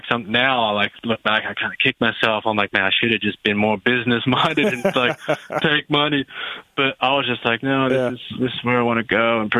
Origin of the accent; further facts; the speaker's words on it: Australia; moved away as an adult; now in United States; I'm came here from Australia by myself.